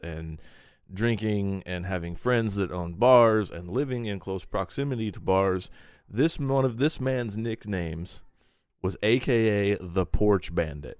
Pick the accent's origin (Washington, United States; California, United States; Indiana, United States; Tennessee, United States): Indiana, United States; Terre Haute; my hometown of Terre Haute